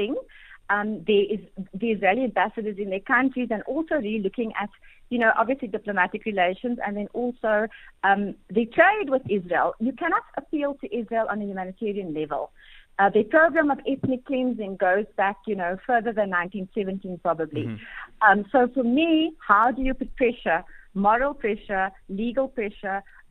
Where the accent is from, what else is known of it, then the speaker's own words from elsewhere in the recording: South Africa; as South African citizens